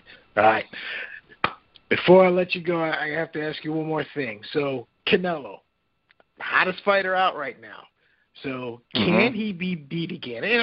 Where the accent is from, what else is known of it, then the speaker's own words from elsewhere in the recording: Cleveland, Ohio, United States; I'm from Cleveland.